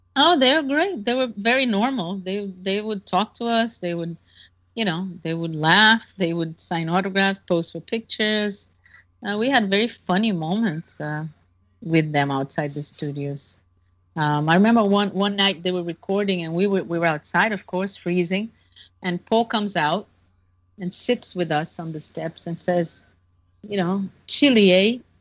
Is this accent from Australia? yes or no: no; Brazil; I'm 15. I'm from Brazil. I just arrived today